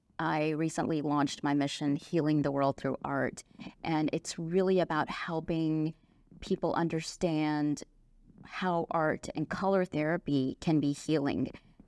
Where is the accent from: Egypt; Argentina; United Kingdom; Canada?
United Kingdom; England; born there; also born or lived in Dallas; I was born in England. I went to school there for a few years. Actually, my family traveled back and forth between Dallas and London.